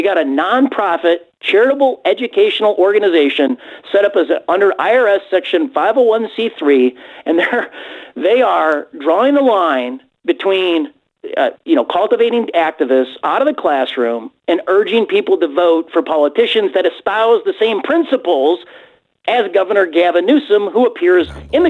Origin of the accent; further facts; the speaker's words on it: Illinois, United States; Well, Glenn, I'm from Illinois. It is the Super Bowl of corruption, as everybody understands. And in Illinois, we're used to our politicians double-dipping the public trough.